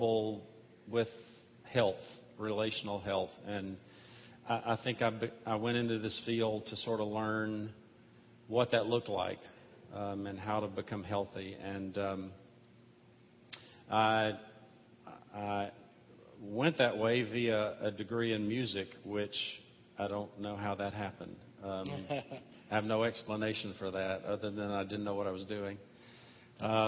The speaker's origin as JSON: {"language": "English", "region": "Mississippi", "country": "United States", "tie": "born or raised there", "said": "I was born and raised in Mississippi"}